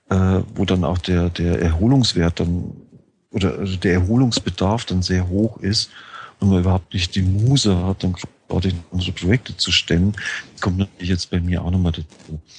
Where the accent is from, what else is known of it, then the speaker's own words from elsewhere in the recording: Bavaria, Germany; also born or lived in Frankfurt; ich hatte äh, immer schon ein Auto, ich bin auf dem Land aufgewachsen. In Niederbayern ist man ohne Auto nicht lebensfähig.